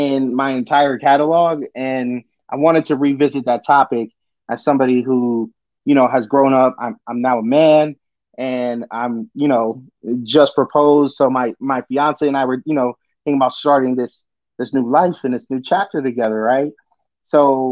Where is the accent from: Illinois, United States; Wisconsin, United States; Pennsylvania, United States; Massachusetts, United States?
Massachusetts, United States; Boston; But I grew up in Jamaica Plain, so Jackson Square was my train station